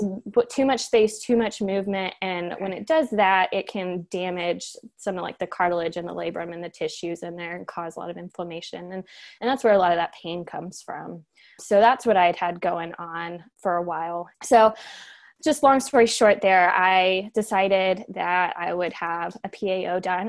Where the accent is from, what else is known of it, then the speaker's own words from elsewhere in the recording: Cincinnati, Ohio, United States; I'm from Cincinnati